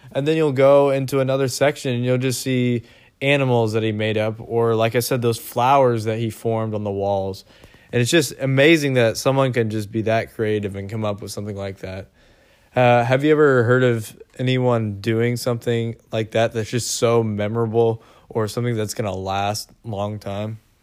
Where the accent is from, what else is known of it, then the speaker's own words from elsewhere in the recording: Seattle, Washington, United States; we're from Seattle